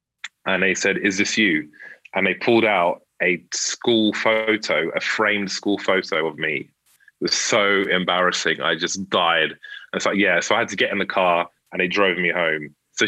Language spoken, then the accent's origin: English; London, United Kingdom; I had to go to a school in North London, and I was from Central/South.